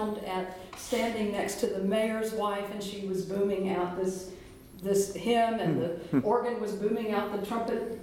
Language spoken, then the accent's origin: English; Winston-Salem, North Carolina, United States; I'm from Winston-Salem, North Carolina. And so I grew up in Winston-Salem